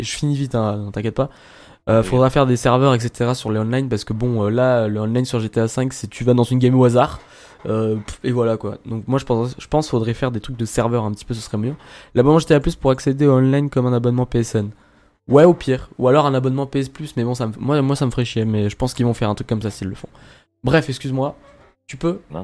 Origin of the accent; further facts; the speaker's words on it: Lyon, Auvergne-Rhône-Alpes, France; nous trois, on est lyonnais